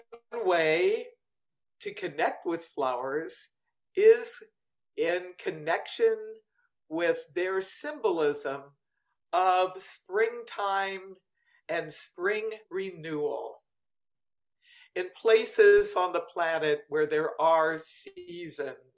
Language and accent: English; Washington, District of Columbia, United States; I grew up in Washington, D.C.